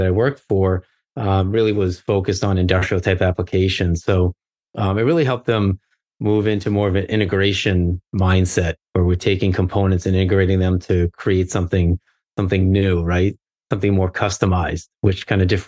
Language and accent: English; Arlington, Massachusetts, United States; I grew up in outside of Boston, Massachusetts, about 12 miles north of Boston in a town called Arlington. And so I was born and raised